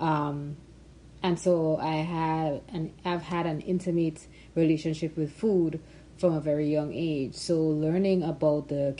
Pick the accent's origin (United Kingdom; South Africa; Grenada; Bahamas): Grenada; I was born and raised in Grenada